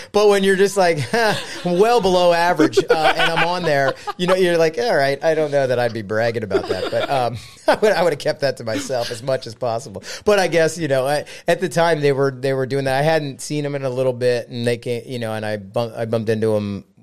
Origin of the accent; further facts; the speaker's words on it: Philadelphia, Pennsylvania, United States; I grew up here in Philly